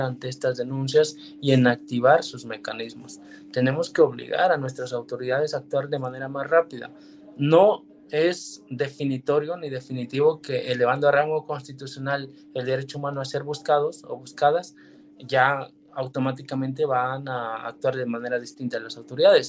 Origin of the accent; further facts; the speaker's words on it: Mexico; nuestro país